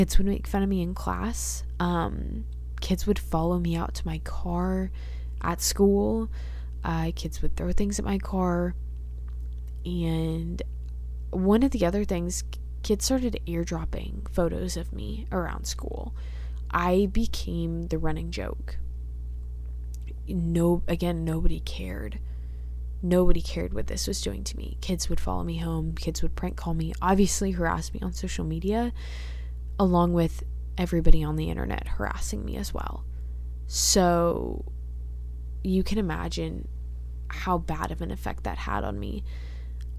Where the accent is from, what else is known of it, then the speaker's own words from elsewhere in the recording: Dallas, Texas, United States; I'm from Dallas